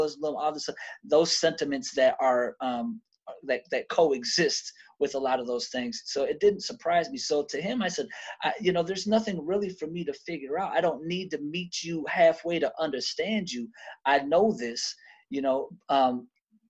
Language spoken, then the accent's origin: English; Detroit, Michigan, United States; I'm originally from Detroit. So I grew up half of my childhood in a black city, but then I grew up the other half of my childhood in white cities